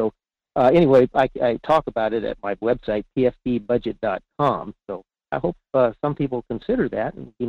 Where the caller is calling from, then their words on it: Fairbanks, Alaska, United States; in Fairbanks.